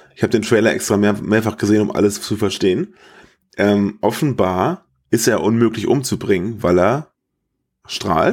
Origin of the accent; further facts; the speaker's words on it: Germany; wo ich herkomme, und ich sagte, I'm from Germany